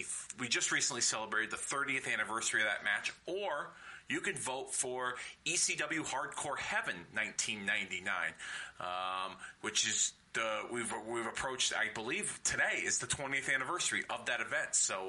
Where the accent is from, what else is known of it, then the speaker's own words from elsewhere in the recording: Hartford, Connecticut, United States; 15 years since the last time WWE brought a pay-per-view to my hometown of Hartford, Connecticut